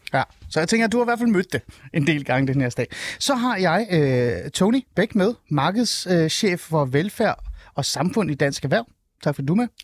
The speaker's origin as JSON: {"language": "Danish", "town": "Helsingør", "region": "Capital Region of Denmark", "country": "Denmark", "tie": "born or raised there", "said": "Helsingør. Øh, min hjemby"}